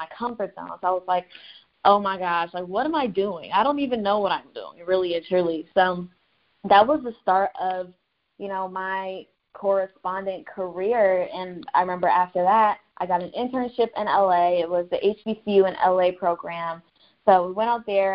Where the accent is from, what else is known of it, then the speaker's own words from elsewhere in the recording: Orlando, Florida, United States; also born or lived in Tallahassee; I moved back home to Orlando. I'm originally from Orlando, so I was living with my parents